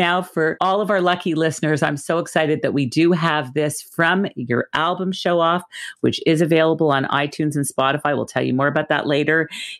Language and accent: English; Montreal, Quebec, Canada; Montreal's McGill University, which is my hometown